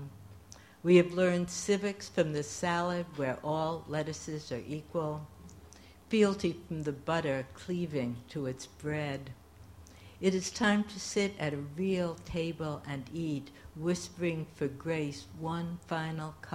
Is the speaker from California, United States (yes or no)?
no; New York City, New York, United States; accent: New York; moved away as an adult; now in Maryland, United States; I grew up in New York City